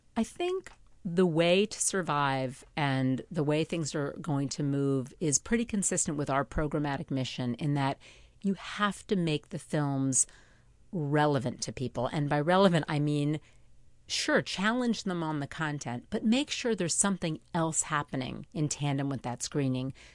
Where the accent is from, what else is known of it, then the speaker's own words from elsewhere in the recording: Port Washington, New York, United States; now in Manhattan, United States; I grew up in Port Washington